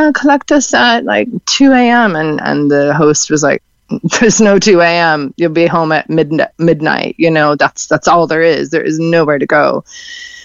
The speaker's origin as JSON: {"language": "English", "town": "Seattle", "region": "Washington", "country": "United States", "also_born_or_lived": "Galway", "moved": "as an adult", "lives_now": "Kinsale, Ireland", "said": "I'm from Seattle originally"}